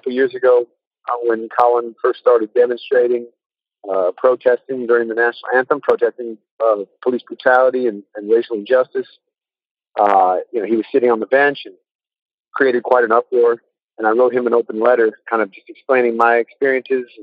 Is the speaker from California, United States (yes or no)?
yes; California, United States; moved away as an adult; also born or lived in Austin, Texas; I'm from California. Grew up there.